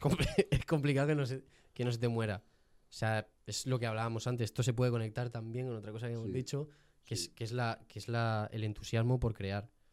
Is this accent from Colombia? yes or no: no; Jaén, Andalusia, Spain; soy de Jaén